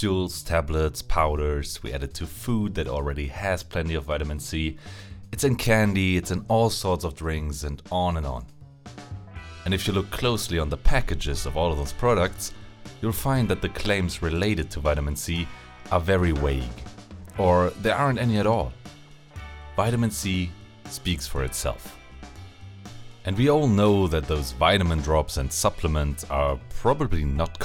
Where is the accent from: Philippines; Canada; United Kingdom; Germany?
Germany; I'm a pharmacist from Germany